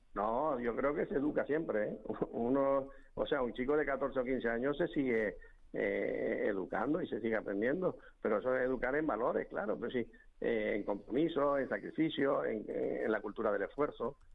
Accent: Santa Cruz de Tenerife, Canary Islands, Spain; como soy chicharrero

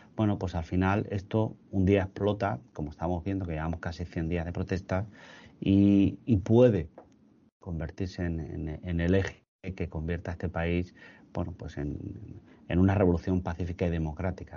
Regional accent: Spain; como europeos, como españoles

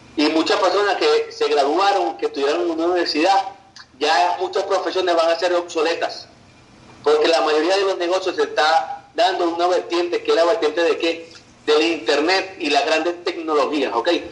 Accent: Valencia, Carabobo, Venezuela; yo era taxista en la ciudad donde yo nací, en Valencia, Venezuela

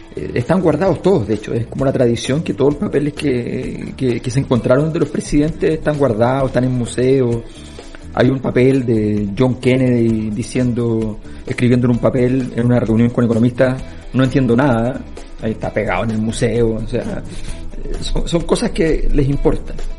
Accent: Chile; los chilenos decíamos

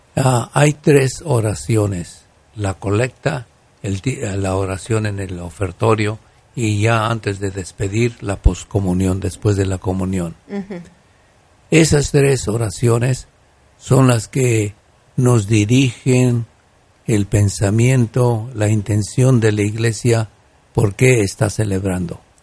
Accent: Guanajuato, Mexico; en mi tierra de Guanajuato

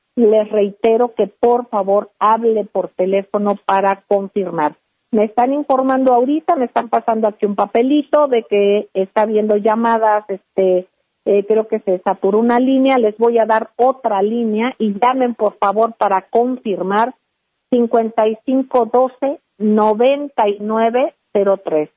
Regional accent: Mexico; Todos somos mexicanos.

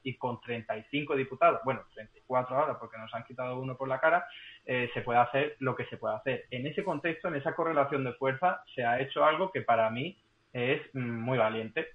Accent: Málaga, Andalusia, Spain; now in Madrid, Spain; para un malagueño

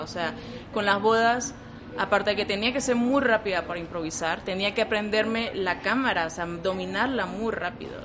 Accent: Venezuela; moved away as an adult; now in Mexico; vengo de Venezuela, tengo cuatro años ya

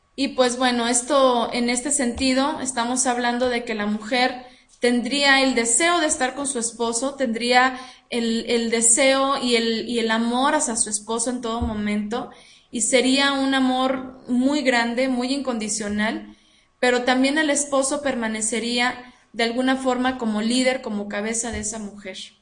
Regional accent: Mexico; nosotras aquí como mexicanas

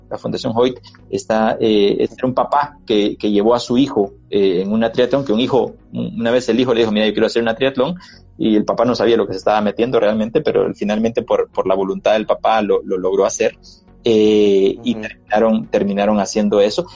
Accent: El Salvador; esos recuerdos realmente creo que nos hacen eh, salvadoreños

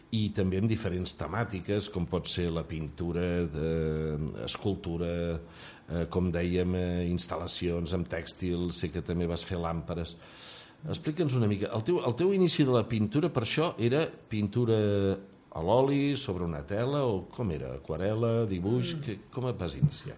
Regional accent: Terrassa, Catalonia, Spain; now in Empordà, Spain; la … i jo vam néixer els dos a Terrassa. Eh? Encara que estem aquí a l'Empordà de fa moltíssims

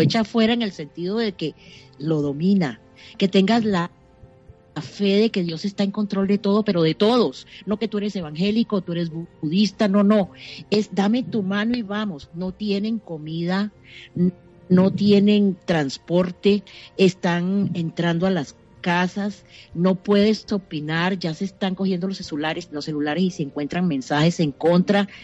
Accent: Venezuela

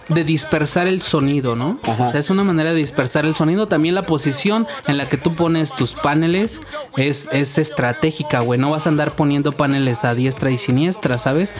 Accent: Mexico; somos mexicanos, cabrón, y sabemos que aquí en México

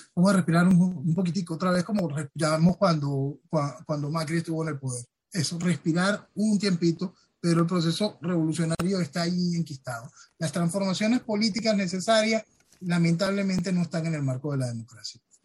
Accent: Venezuela

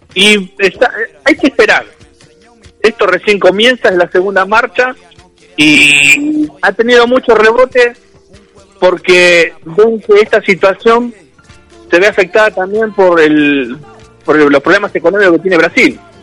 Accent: Argentina; siento como argentino, como trabajador

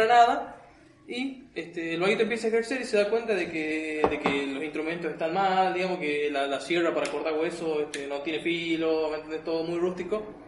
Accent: Argentina; así somos argentinos

